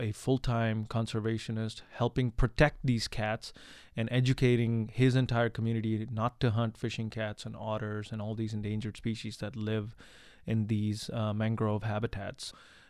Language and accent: English; India; Well, I am originally from India. And this is my fake accent, by the way.